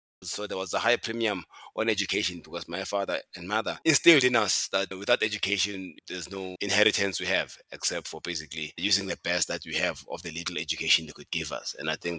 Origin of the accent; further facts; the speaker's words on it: Germiston, Gauteng, South Africa; I'm from the Jersey part of Johannesburg. The East Rand, it's a huge industrial area. There's a township there where I was born in a town called Germiston. The township is called Katlehong.